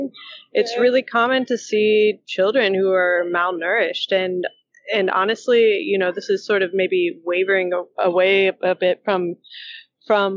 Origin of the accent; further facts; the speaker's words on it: the South, United States; I grew up in the South